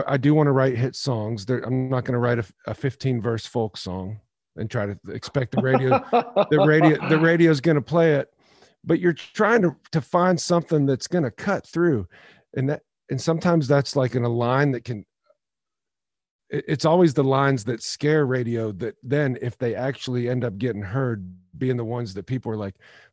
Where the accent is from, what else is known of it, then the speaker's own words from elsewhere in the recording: near the Ohio border near Lake Erie, Pennsylvania, United States; moved away as an adult; now in Nashville, United States; I grew up on Laird Road